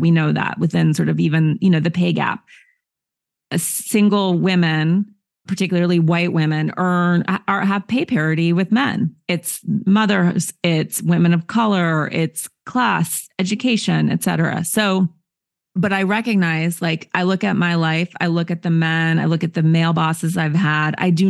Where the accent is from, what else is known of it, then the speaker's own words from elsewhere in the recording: Montana, United States; I grew up in nature in Montana to liberal parents who are not patriarchal at all.